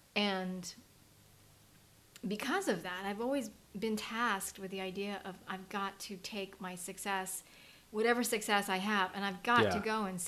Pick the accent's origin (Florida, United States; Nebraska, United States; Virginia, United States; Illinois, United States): Virginia, United States; Virginia Beach; Like, I grew up in Virginia Beach, Virginia.